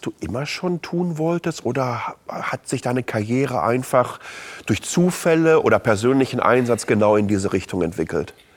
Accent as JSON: {"language": "German", "area": "Ruhr area", "region": "North Rhine-Westphalia", "country": "Germany", "moved": "yes", "said": "ich komme ja ursprünglich aus dem Ruhrgebiet"}